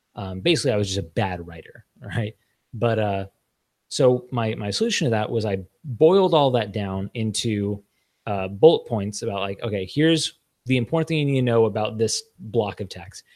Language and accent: English; Los Angeles, California, United States; I grew up in in Los Angeles.